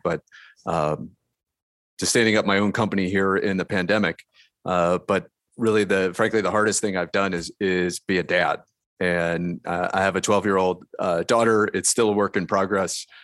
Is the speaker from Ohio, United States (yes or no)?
yes; Delaware, Ohio, United States; I grew up in Delaware, Ohio, which is in the middle of of the state of Ohio